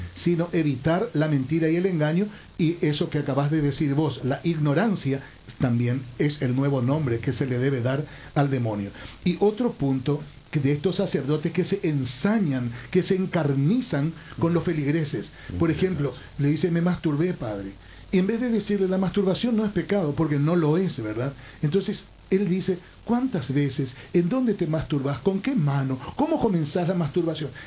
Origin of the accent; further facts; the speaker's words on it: Paraguay; Como ciudadano paraguayo